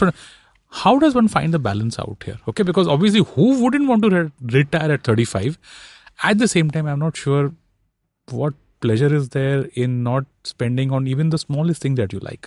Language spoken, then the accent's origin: English; Mumbai, Maharashtra, India; I'm born and raised in Bombay.